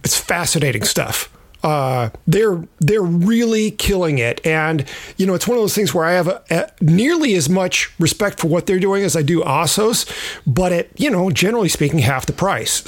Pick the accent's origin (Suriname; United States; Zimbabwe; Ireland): United States; California; I was from California